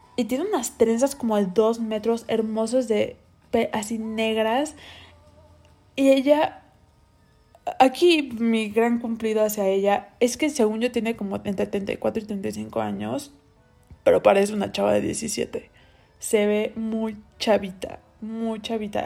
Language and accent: Spanish; Cancún, Quintana Roo, Mexico; moved away; yo nací en Cancún y ahí viví gran parte de mi vida